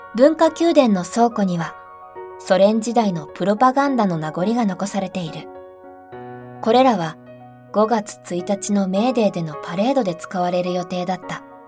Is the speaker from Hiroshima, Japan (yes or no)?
no; Fukushima, Japan; 私の地元は福島だ